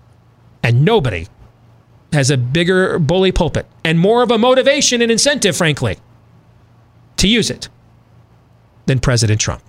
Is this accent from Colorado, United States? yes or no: no; Iowa, United States; my home state of Iowa